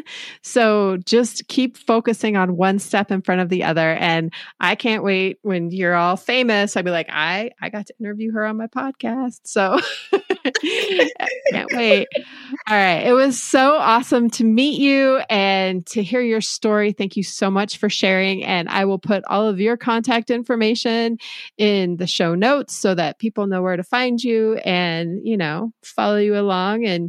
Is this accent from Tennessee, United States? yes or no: no; Denver, Colorado, United States; I was born and raised in Denver, Colorado. I still live there.